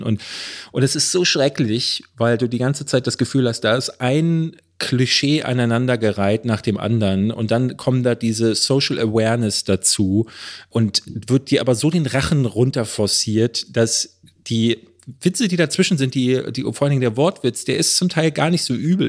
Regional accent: Berlin, Germany; hier in Berlin-Marzahn, wo ich groß geworden bin

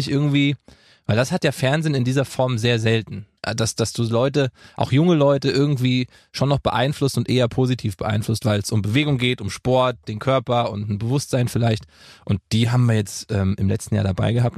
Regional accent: Gießen, Hesse, Germany; moved away; in meiner Heimat in Gießen

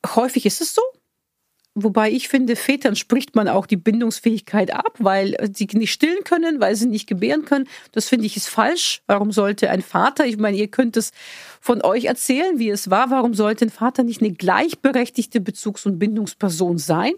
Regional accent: Bulgaria; moved away; da, wo ich herkomme in Bulgarien

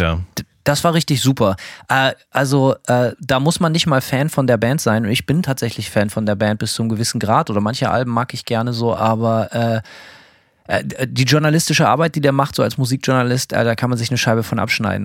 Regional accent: Germany; moved away as an adult; now in United States; aus der alten Heimat

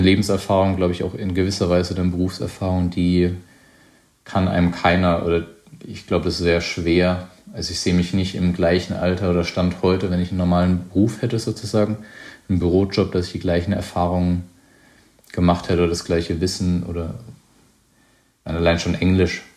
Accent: Weinheim, Baden-Württemberg, Germany; mein Weinheim ist, äh, grenzt an den Odenwald, wo ich aufgewachsen bin

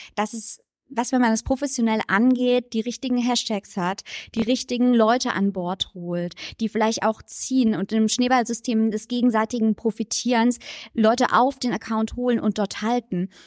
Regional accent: Saarland, Germany; als Saarländerin

